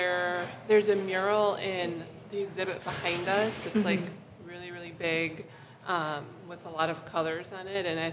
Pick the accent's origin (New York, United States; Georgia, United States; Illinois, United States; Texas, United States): Illinois, United States; Chicago; I was born in Lakeview, and we moved around a bit, like through Logan Square, Rogers Park a little bit, and then right now I live in North Center.